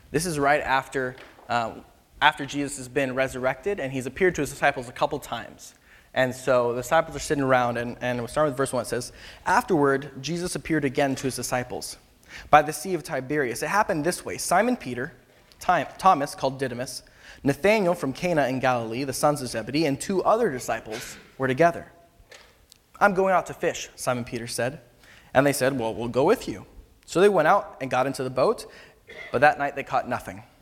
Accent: Philippines; moved away as an adult; now in California, United States; So I grew up in the Philippines uh, from the time I was about two years old till pretty much exclusively, except for a couple, you know, a year here, here and there, um, until about I graduated from high school, and then I came back here to California

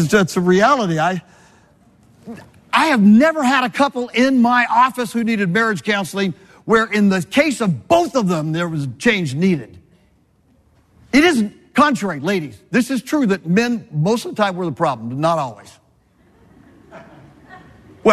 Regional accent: Southern California, United States; I was born and raised in Southern California

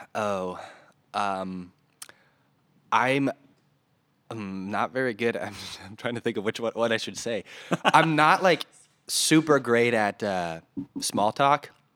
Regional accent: north of Detroit, Michigan, United States; moved away as an adult; also born or lived in North Carolina; now in Des Moines, United States; So I was originally from Michigan, a little bit north of Detroit.

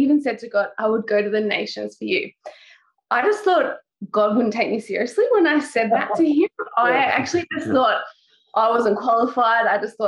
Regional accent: Newcastle, New South Wales, Australia; moved away as an adult; now in Sri Lanka; Lived in Newcastle my whole life until we went to Sri Lanka 2 years ago.

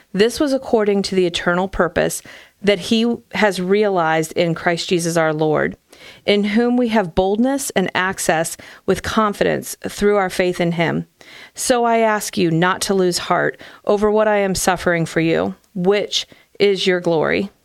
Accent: Hartville, Ohio, United States; I grew up in Hartville

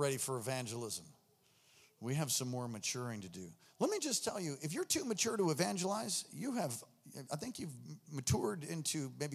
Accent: New York, United States; moved away; I'm from New York

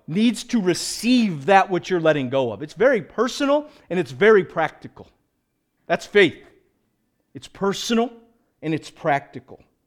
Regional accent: United States; we as evangelical American Christians

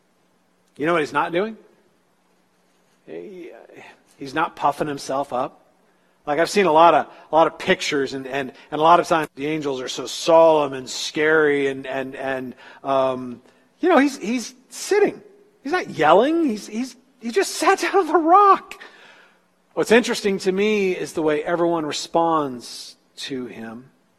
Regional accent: California, United States; moved away as an adult; My first winter in Iowa, I'm talking way back in the 80s after I moved from California and I went to college in Iowa, it was my first deep winter.

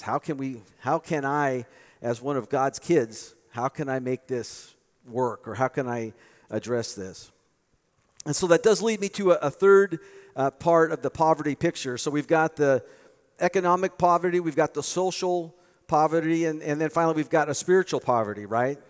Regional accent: United States; I was born in the United States

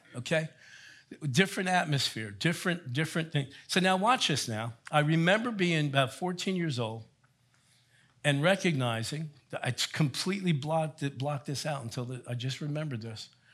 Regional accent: Elizabeth, New Jersey, United States; also born or lived in Colonia, New Jersey; I grew up in Elizabeth, New Jersey

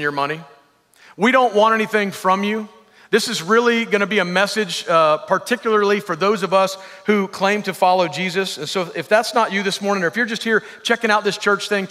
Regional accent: the South, United States; I'm from the South

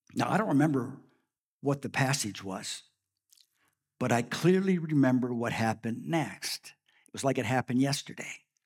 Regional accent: Saskatchewan, Canada; also born or lived in Prince Albert, Saskatchewan; We, both my wife and I grew up in Saskatchewan.

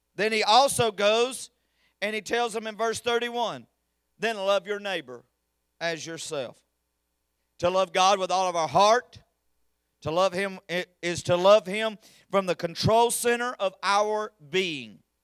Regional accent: United States; I'm an American

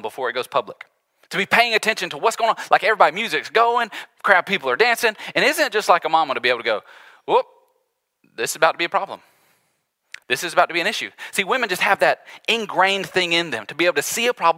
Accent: the South, United States; we grew up in the South, Southerners here

